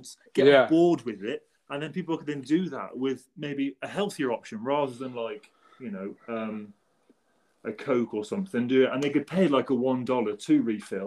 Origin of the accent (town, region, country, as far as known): England, United Kingdom; now in Chicago, United States